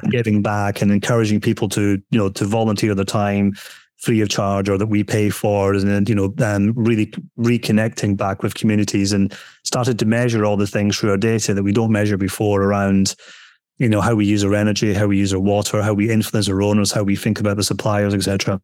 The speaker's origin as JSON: {"language": "English", "region": "Scotland", "country": "United Kingdom", "moved": "yes", "said": "we're building a house at the moment in Scotland, uh, where I'm from, being told my accent"}